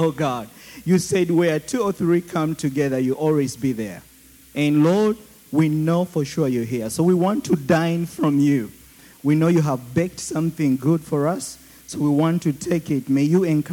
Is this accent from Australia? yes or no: no; Uganda; accent: Ugandan; my Ugandan accent